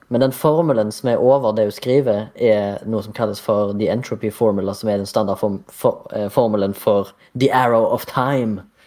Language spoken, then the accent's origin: Norwegian; Haugesund, Rogaland, Norway; jeg er fra Haugesund, 33 år gammel